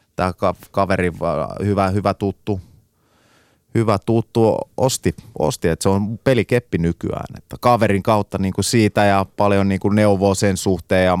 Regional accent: Finland; moved away; also born or lived in England; mä muutin takas Suomeen

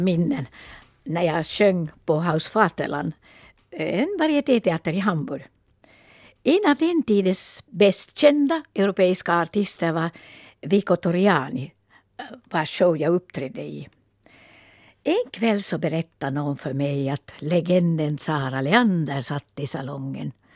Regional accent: Valkeakoski, Pirkanmaa, Finland; born or raised there

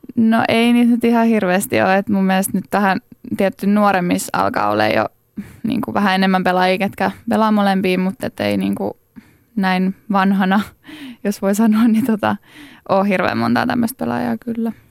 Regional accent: Laitila, Southwest Finland, Finland; mä oon Laitilasta kotoisin

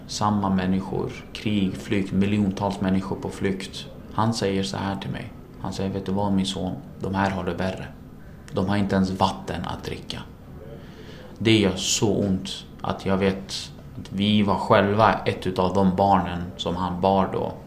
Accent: Sweden; also born or lived in Iraq; Sverige är mitt hemland

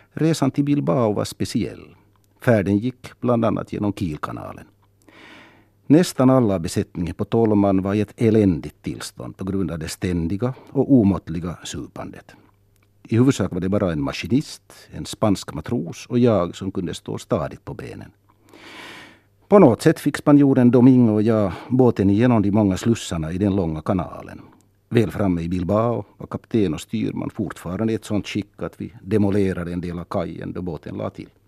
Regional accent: Vaasa, Ostrobothnia, Finland; now in Helsinki, Finland; Så är jag förstås finlandssvensk. Och språket är viktigt. Och slutligen är jag född och uppvuxen i Vasa, Österbotten, Även om mina föräldrar och min släkt är från Nyland och även om jag numera känner mig hemma och rotad i Helsingfors

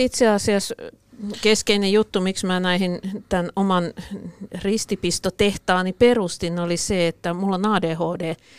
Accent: Pori, Satakunta, Finland; mä olen porilainen

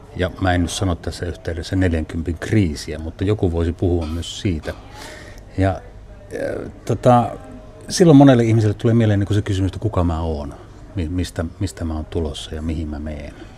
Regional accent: Haapavesi, North Ostrobothnia, Finland; moved away as an adult; also born or lived in Kuusamo; now in Oulu, Finland; Sitten mä oon muuttanut Haapavedelle, joka on Pohjois-Pohjanmaata. Yksivuotiaasta asunut siellä niin kuin parikymppiseksi, minkä jälkeen muutin sitten Ouluun

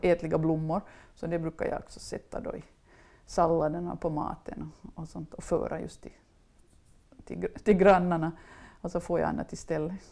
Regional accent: Mjölbolsta, Uusimaa, Finland; also born or lived in Ekenäs / Los Angeles; mina föräldrar bodde i Mjölbolsta där jag hade vuxit upp på en gård som hette Mängels och bodde där tills jag var 20.

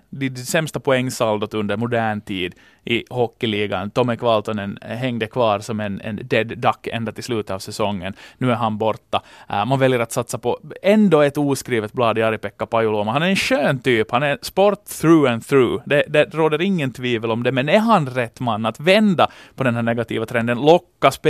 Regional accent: Finland; Och för tillfället som finländare, så man kan inte gå förbi den här kampen om Maurice Richard-trofén

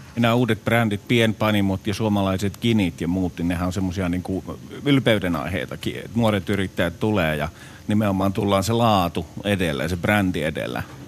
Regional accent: Finland; Mä oon kotoisin tuolta maakunnista

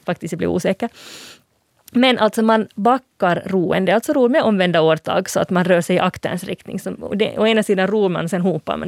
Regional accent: Finland; som finlandssvensk språkvetare

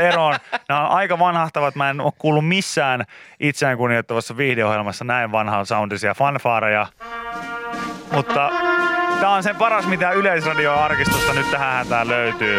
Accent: Pori, Satakunta, Finland; mä oon Porista

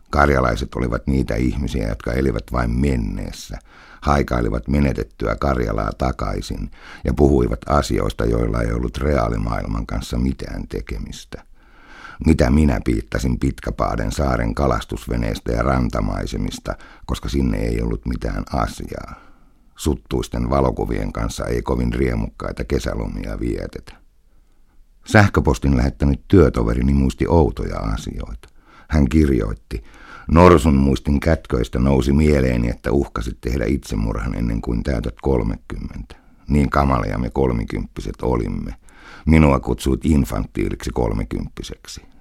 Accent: Karelia, Finland; Sanon nyt ensimmäistä kertaa elämässäni ääneen. Minä olen karjalainen

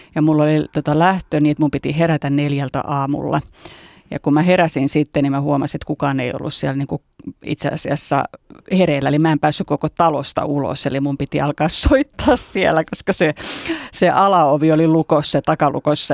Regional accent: Espoo, Uusimaa, Finland; also born or lived in Helsinki / London; mä oon syntynyt Helsingissä ja asunut lapsuuden Espoossa

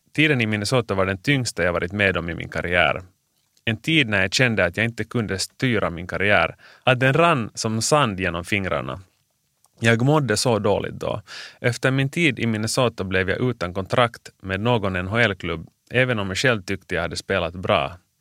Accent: Finland; moved away as an adult; also born or lived in New York, United States / Gothenburg, Sweden / Bern, Switzerland; jag är bara hemma i Finland i tre månader om året

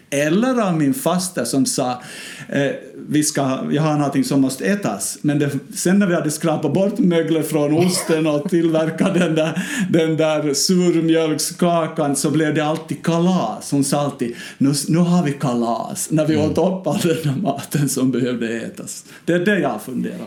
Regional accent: Ostrobothnia, Finland; nära mina hemtrakter i Österbotten

